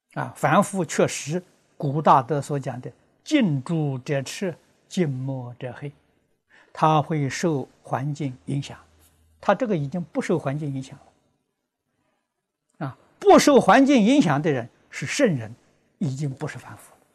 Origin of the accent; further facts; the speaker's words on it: China; 我们中国人